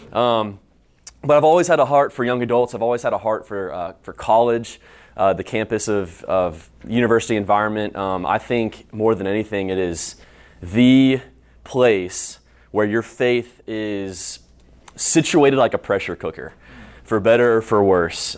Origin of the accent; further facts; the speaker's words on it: High Point, North Carolina, United States; moved away as an adult; now in Houston, United States; I'm from High Point, North Carolina, just right down the road